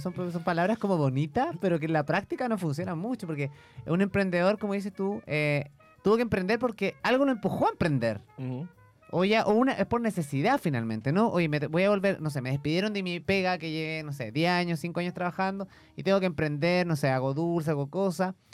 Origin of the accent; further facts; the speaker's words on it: Yumbel, Biobío, Chile; yo soy de Comuna Yumbel